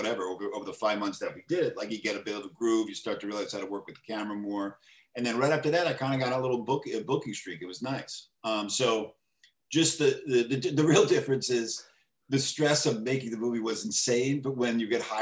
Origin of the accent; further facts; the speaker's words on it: New York City, New York, United States; I was born in the Bronx. My whole family's from the Bronx.